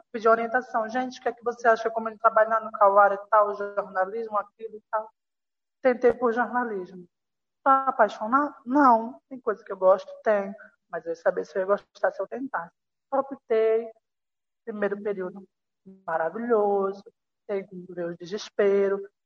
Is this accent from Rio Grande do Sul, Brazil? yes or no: no; Caruaru, Pernambuco, Brazil; now in Rio de Janeiro, Brazil; eu tenho 20 anos, sou estudante de jornalismo. Atual, sou de Caruaru